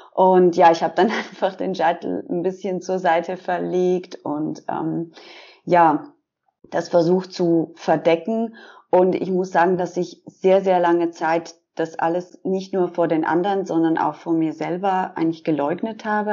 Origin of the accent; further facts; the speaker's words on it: Switzerland; ich bin 33 und ich komme aus der Schweiz